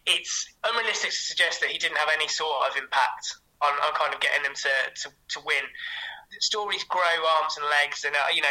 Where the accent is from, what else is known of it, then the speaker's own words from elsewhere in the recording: England, United Kingdom; as an Englishman